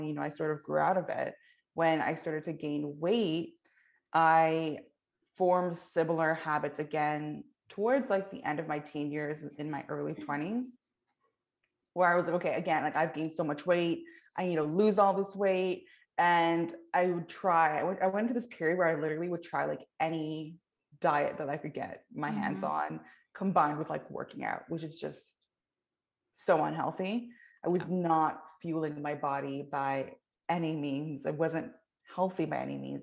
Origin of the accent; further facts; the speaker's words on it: Canada; I was like born and raised in the South Asian community, but then also like within Canada